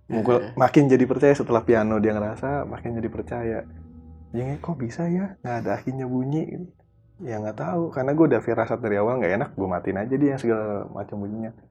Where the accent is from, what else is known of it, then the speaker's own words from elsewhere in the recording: Jakarta, Indonesia; gue Betawi kan